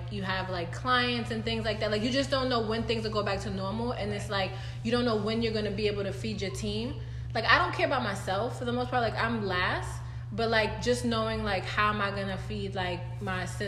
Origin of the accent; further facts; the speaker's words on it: New York City, New York, United States; I'm from New York, right? Like, I'm from Brooklyn.